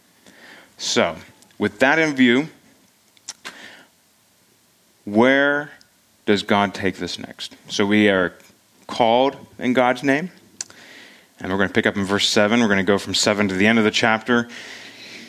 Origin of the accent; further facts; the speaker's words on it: United States; We're Americans for the most part